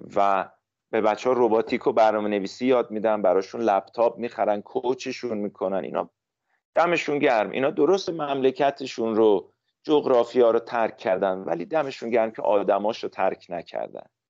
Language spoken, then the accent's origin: Persian; Iran; من تو روستا بزرگ شدم